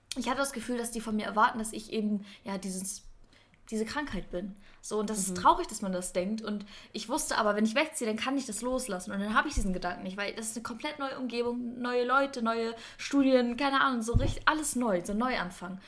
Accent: Kiel, Schleswig-Holstein, Germany; moved away as an adult; now in Stuttgart, Germany; von, von Kiel so nach Stuttgart

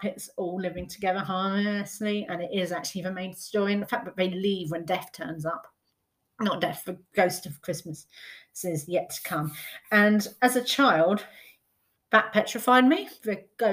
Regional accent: United Kingdom; As a British person

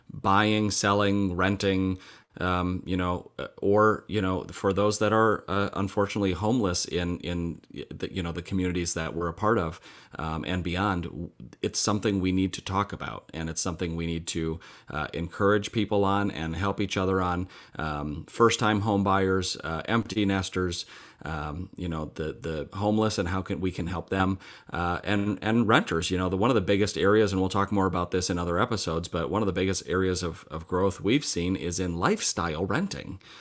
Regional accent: Mankato, Minnesota, United States; I grew up in Mankato, Minnesota

